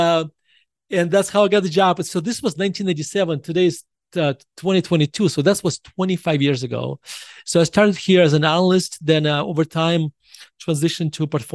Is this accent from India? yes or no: no; Russia; moved away as an adult; now in United States; I was born in Russia and I moved to the United States in 1991. I was 18 years old